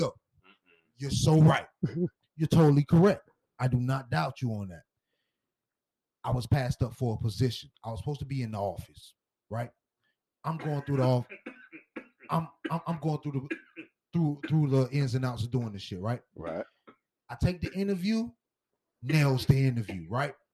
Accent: Miami, Florida, United States; I'm from Miami Dade County.

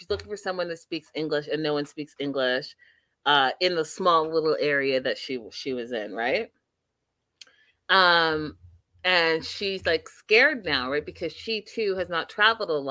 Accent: Canada; I am a real Canadian

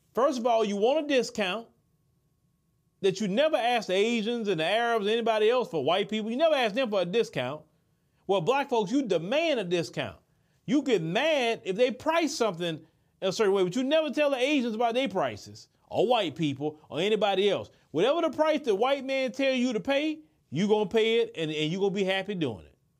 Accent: Port Arthur, Texas, United States; growing up in Port Arthur, where I'm from

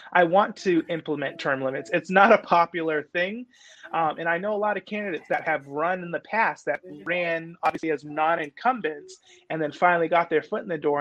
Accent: New Bedford, Massachusetts, United States; I grew up right here on Purchase Street

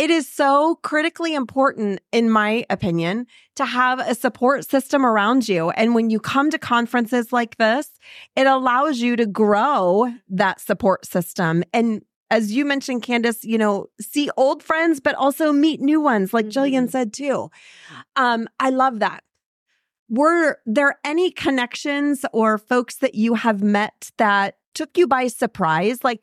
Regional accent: Dayton, Ohio, United States; I'm from Dayton, Ohio.

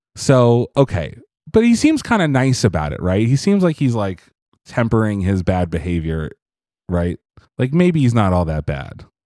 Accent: Pennsylvania, United States; I say Appalachian 'cause I'm from Pennsylvania

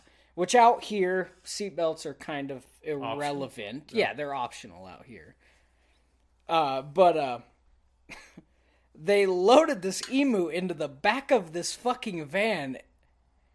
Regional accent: Texas, United States; moved away; I'm from Texas.

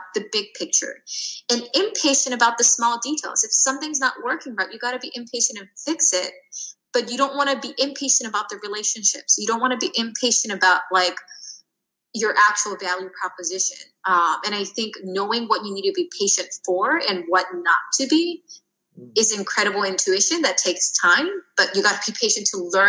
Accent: United States; I'm Korean American

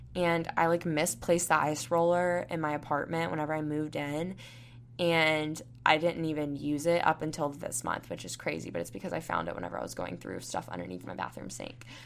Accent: Panama City Beach, Florida, United States; now in Tuscaloosa, United States; I'm from Panama City Beach, Florida, and I'm going to be moving to Houston, Texas soon

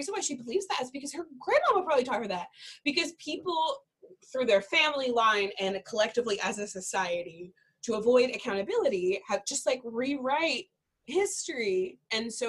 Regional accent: South Carolina, United States; now in Iowa, United States; I'm from South Carolina and I moved to Iowa

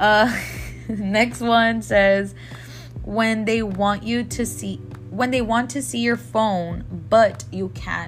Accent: Laredo, Texas, United States; I'm from Laredo

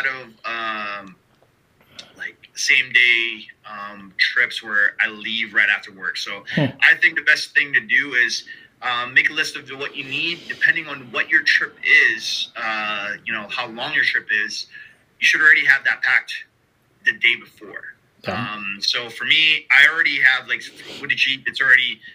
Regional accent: Canada; I am Canadian

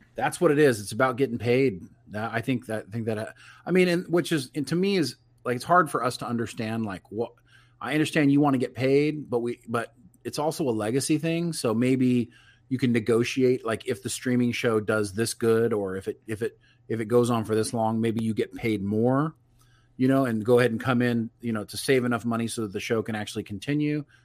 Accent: California, United States; I was from California

